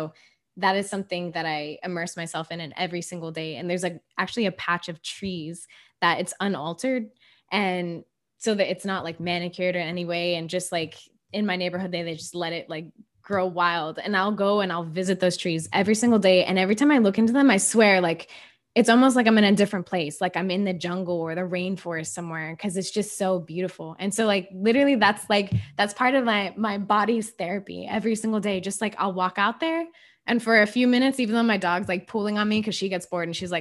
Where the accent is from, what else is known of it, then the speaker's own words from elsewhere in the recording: Miami, Florida, United States; moved away; I'm from Miami, I'm not living in Miami anymore